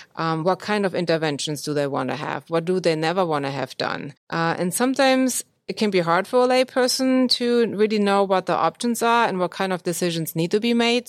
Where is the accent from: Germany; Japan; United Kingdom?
Germany; moved away as an adult; now in United States; born in Germany, and I went to medical school there